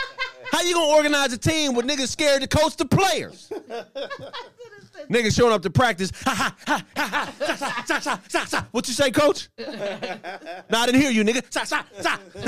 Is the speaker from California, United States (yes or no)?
yes; Pasadena, California, United States; my hometown, Pasadena, California.